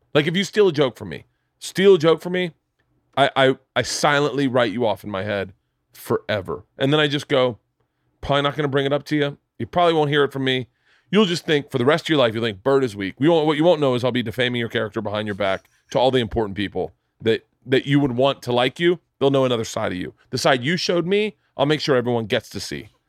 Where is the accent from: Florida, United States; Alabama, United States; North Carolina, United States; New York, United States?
Florida, United States; I'm from Florida.